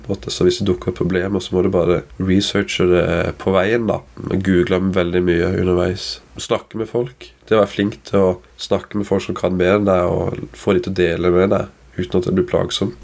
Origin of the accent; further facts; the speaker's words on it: Kristiansand, Agder, Norway; Jeg er jo fra Kristiansand